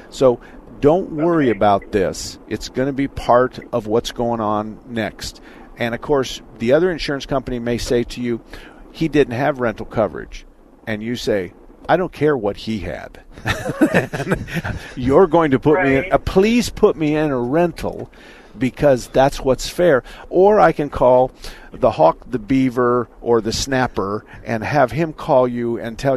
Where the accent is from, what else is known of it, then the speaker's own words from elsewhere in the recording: southern Arizona, United States; also born or lived in Tempe, Arizona; I'm from Tempe. I was born and raised in southern Arizona, but I went to high school in Tempe back in the 60s.